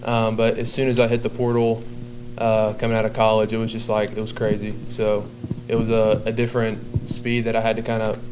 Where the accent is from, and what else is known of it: Rome, United States; born or raised there